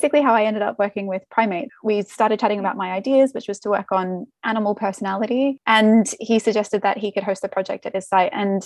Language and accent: English; Australia; moved away; I'm Australian